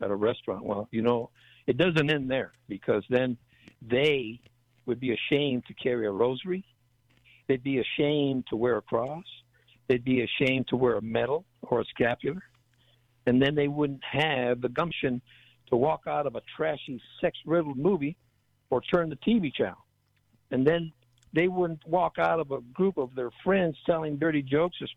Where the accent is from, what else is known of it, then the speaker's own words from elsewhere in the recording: El Paso, Texas, United States; I was from El Paso